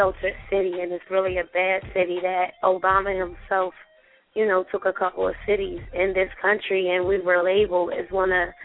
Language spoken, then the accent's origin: English; Chester, Pennsylvania, United States; I actually grew up in Chester, Pennsylvania